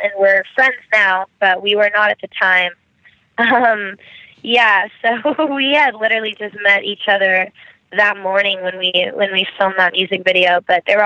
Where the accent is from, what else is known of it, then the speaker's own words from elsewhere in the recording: United States; growing up in America